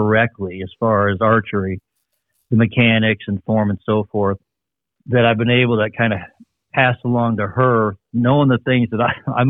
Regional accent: Ohio, United States; also born or lived in Northern Michigan; my family and I'm from Northern Michigan, and we moved to Ohio when I was really young

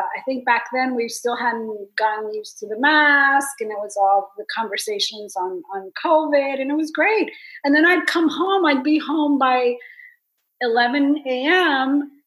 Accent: Miami, Florida, United States; I run into people from high school because I grew up in Miami

